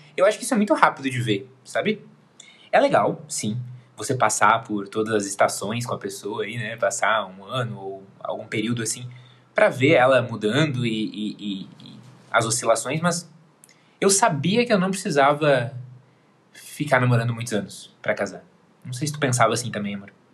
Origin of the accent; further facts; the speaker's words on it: Porto Alegre, Rio Grande do Sul, Brazil; eu sou aqui de Porto Alegre